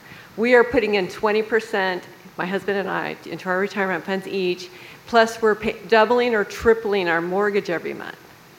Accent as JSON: {"language": "English", "town": "San Bernardino", "region": "California", "country": "United States", "said": "I'm from San Bernardino, California"}